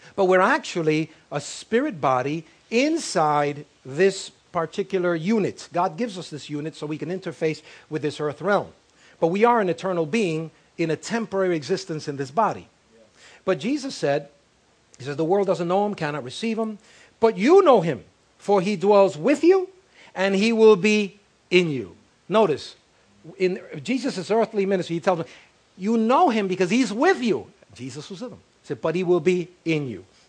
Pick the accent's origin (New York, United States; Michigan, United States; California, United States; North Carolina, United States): New York, United States; New York City; I was raised in El Barrio, I was raised in West Harlem